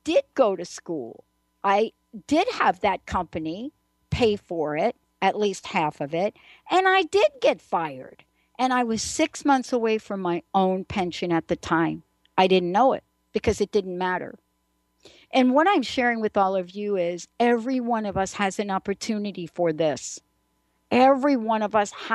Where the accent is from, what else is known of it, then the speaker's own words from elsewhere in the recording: New York City, New York, United States; moved away; also born or lived in New Jersey / Seattle; I'm a girl from the Bronx